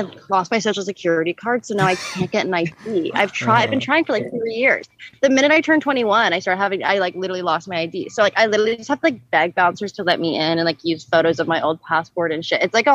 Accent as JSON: {"language": "English", "town": "Manhattan Beach", "region": "California", "country": "United States", "moved": "yes", "lives_now": "New York, United States", "said": "I'm from Manhattan Beach, California."}